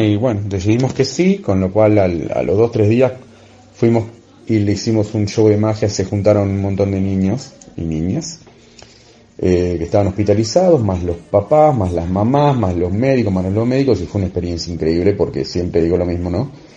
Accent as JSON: {"language": "Spanish", "country": "Argentina", "also_born_or_lived": "Buenos Aires", "moved": "as an adult", "lives_now": "Spain", "said": "soy de Argentina y estoy viviendo en España desde febrero del 2020"}